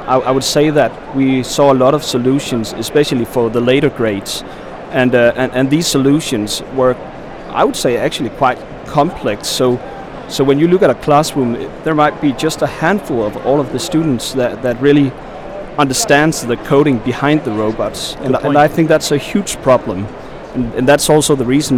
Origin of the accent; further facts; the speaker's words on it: Denmark; English is a second language; I'm from Denmark.